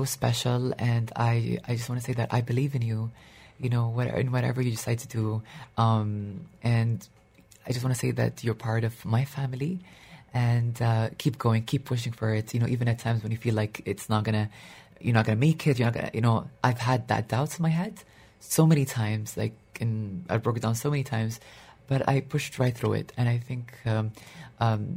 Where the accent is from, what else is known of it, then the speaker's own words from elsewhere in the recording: Dubai, United Arab Emirates; I grew up in Dubai